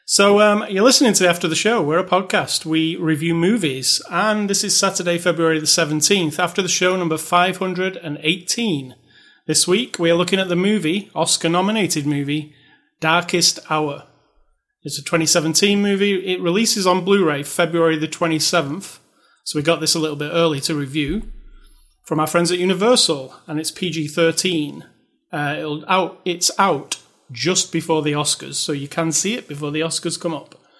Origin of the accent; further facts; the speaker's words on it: United Kingdom; I'm British